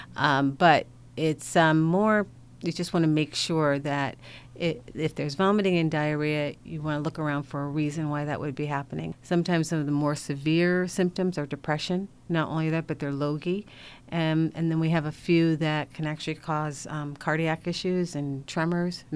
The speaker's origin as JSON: {"language": "English", "town": "Hartford", "region": "Connecticut", "country": "United States", "tie": "born or raised there", "said": "I'm from Hartford, so I'm from a uh, Connecticut native"}